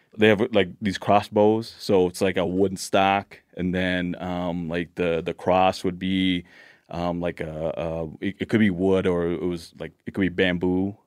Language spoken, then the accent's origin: English; Laos; now in Blaine, United States; I was born in Laos